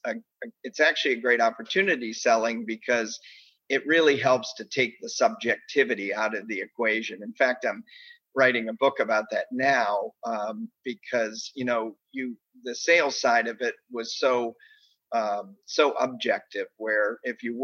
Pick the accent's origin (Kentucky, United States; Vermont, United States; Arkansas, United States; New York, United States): Vermont, United States; Bennington; moved away as an adult; also born or lived in Springfield, Massachusetts / Detroit area, Michigan; I grew up in Bennington, Vermont, of all places